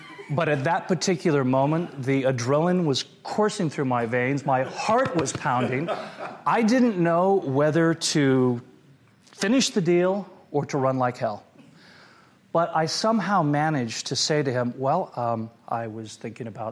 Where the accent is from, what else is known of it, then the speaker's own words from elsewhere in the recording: Portland, Oregon, United States; I grew up in Portland, Oregon